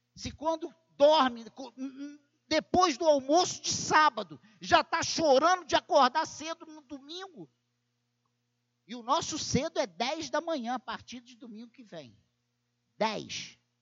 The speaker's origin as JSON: {"language": "Portuguese", "town": "Barbacena", "region": "Minas Gerais", "country": "Brazil", "tie": "born or raised there", "said": "quando eu era criança, lá em Barbacena"}